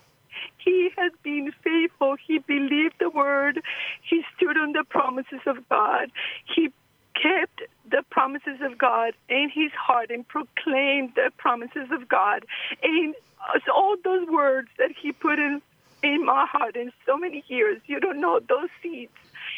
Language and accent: English; Costa Rica; I'm from Costa Rica